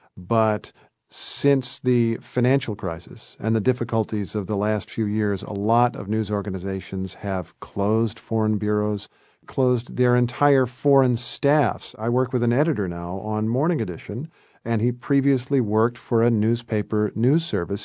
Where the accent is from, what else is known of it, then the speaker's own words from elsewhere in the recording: Indiana, United States; moved away as an adult; also born or lived in Kentucky / New York; I'm a guy from Indiana. I'm a guy who grew up as the son of school teachers